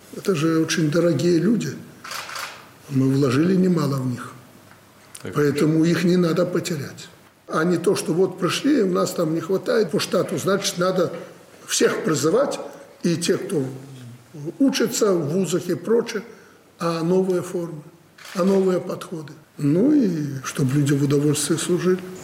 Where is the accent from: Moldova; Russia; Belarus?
Belarus; Orsha, Vitebsk Region; moved away; я там родился в Орше, жил рядом